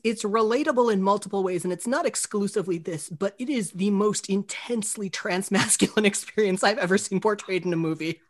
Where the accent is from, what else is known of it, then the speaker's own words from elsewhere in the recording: Florida, United States; I grew up in Florida